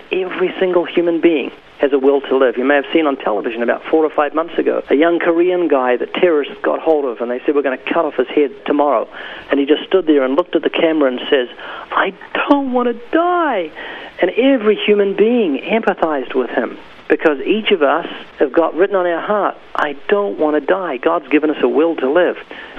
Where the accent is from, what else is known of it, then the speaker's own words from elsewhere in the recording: New Zealand; now in United States; No, actually, I came from New Zealand.